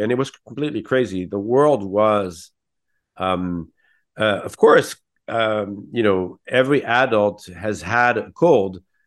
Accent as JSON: {"language": "English", "town": "San Francisco", "region": "California", "country": "United States", "tie": "born or raised there", "moved": "yes", "lives_now": "Paris, France", "said": "I was born in San Francisco"}